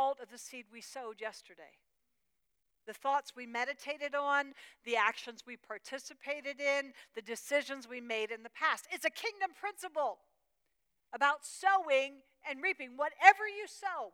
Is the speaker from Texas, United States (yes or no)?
no; Pennsylvania, United States; I was raised in, born and raised in Pennsylvania, in Amish country